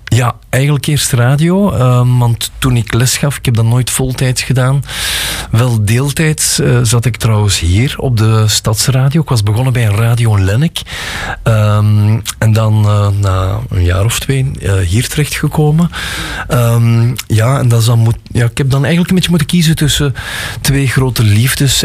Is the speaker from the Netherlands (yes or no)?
no; Gooik, Flanders, Belgium; ik kom uit Gooi